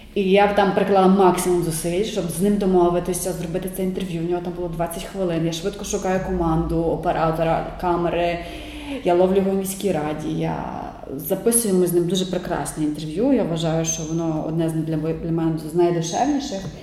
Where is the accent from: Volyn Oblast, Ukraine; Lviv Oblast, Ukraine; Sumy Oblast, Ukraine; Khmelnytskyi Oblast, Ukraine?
Lviv Oblast, Ukraine; Sokal; moved away; Я з маленького міста сама я народилася в Сокалі е, та 90 кілометрів від Львова.